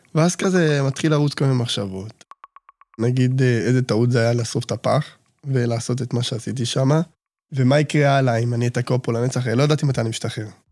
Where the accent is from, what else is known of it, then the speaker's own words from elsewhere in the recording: Bnei Brak, Tel Aviv District, Israel; נולדתי בבני ברק, ילד שלישי מתוך שמונה